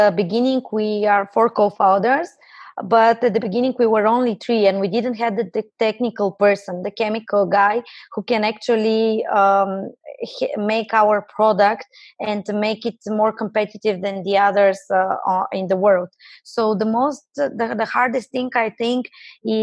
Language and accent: English; Bulgaria; I'm coming from Bulgaria.